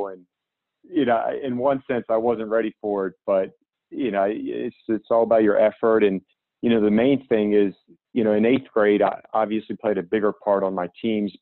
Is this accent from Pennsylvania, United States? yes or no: yes; Pittsburgh, Pennsylvania, United States; growing up, we grew up in Pittsburgh